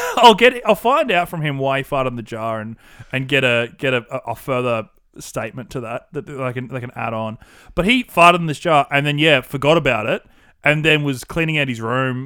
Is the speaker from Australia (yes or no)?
yes; Australia; accent: classic Australian bogan with a twinge of wog